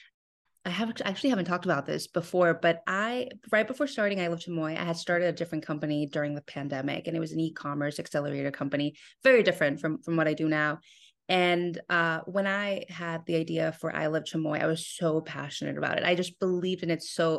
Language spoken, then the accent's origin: English; Mexico; We're born and raised in Mexico, so Mexican candy has always been a part of our lives, specifically chamoy.